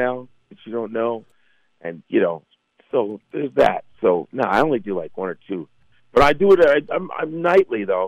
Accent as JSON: {"language": "English", "town": "Chicago", "region": "Illinois", "country": "United States", "tie": "born or raised there", "moved": "as an adult", "lives_now": "New York, United States", "said": "I grew up around the Cubs, on the Cubs side of Chicago."}